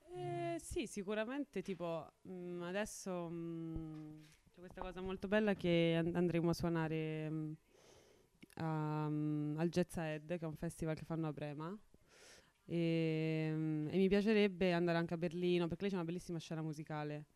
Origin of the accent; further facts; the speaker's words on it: Mora, Umbria, Italy; un piccolo paesino sul, sul monte Suba, eh, vicino ad Assisi